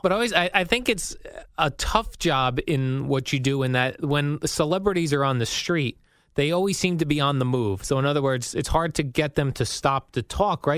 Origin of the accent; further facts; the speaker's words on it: New Jersey, United States; living in Jersey and growing up in Jersey